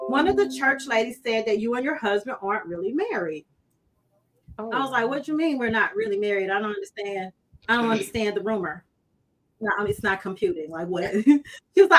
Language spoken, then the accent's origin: English; Brookhaven, United States; moved away; also born or lived in Bogalusa; I'm from Brookhaven. I'm straight out the hood.